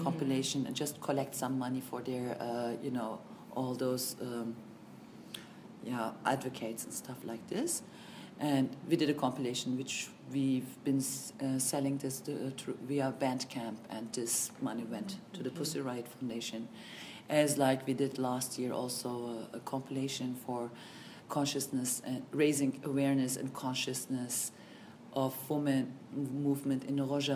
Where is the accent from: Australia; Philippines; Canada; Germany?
Germany; also born or lived in Turkey; I was born in Germany and grew up partly in Turkey and in Germany, but most of the time I grew up in Germany